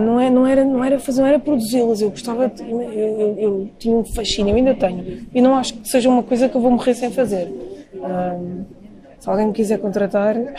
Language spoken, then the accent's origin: Portuguese; Lisbon, Portugal; eu sou de Campo Lido